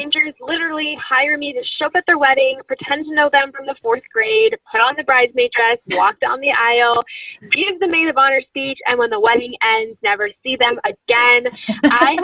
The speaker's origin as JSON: {"language": "English", "region": "Florida", "country": "United States", "said": "I'm from Florida"}